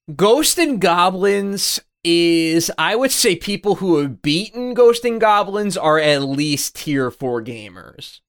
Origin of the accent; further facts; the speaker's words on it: United States; as an American